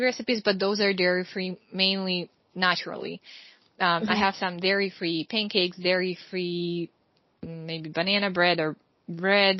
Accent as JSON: {"language": "English", "country": "Russia", "tie": "born or raised there", "also_born_or_lived": "Ukraine", "moved": "as an adult", "lives_now": "Hungary", "said": "I am originally from Russia. I grew up in both Russia and Ukraine."}